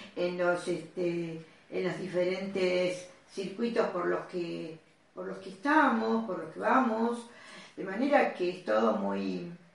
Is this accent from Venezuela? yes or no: no; Argentina; mi padre argentino. Yo nací en Argentina